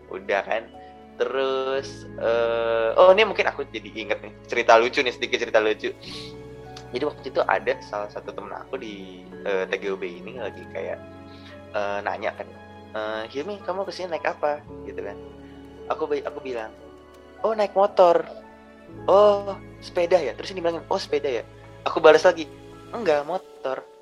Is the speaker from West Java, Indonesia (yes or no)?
no; Jakarta, Indonesia; mungkin kebetulan aku dari Jakarta orang Jawa juga ini realitanya mungkin dulu awal-awal agak susah sih sebenarnya bondingnya itu loh